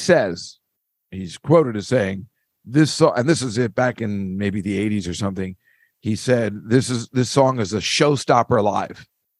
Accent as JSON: {"language": "English", "town": "Edison", "region": "New Jersey", "country": "United States", "said": "It's just like, oh, I'm from Edison, because they all know it. They all have relatives there."}